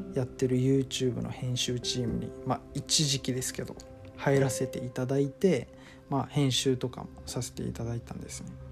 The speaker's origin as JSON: {"language": "Japanese", "region": "Okinawa", "country": "Japan", "tie": "born or raised there", "also_born_or_lived": "Tokyo", "moved": "as an adult", "said": "僕は沖縄県出身の、えー、24歳なんですが"}